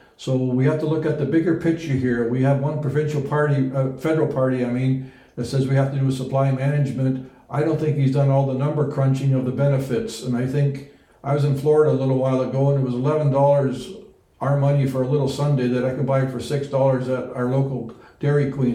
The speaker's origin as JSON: {"language": "English", "country": "Netherlands", "moved": "yes", "lives_now": "Canada", "said": "that's actually my home country holland"}